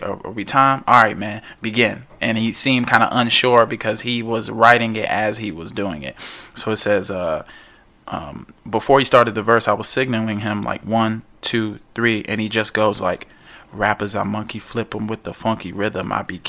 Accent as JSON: {"language": "English", "town": "New York City", "region": "New York", "country": "United States", "said": "I'm from New York."}